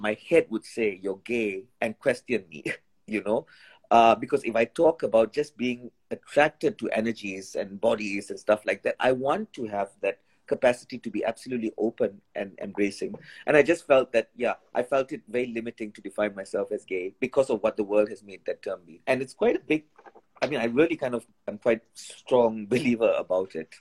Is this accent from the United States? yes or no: no; India; when I was growing up in India